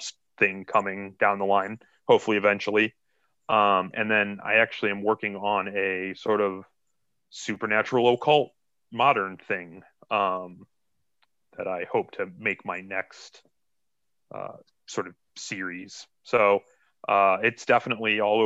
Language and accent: English; Akron, Ohio, United States; I'm actually from Akron